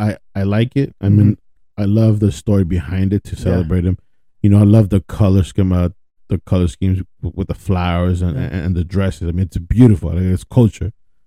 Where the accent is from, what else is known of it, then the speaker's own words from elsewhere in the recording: Carrollton, Texas, United States; growing up in Carrollton Farmers Branch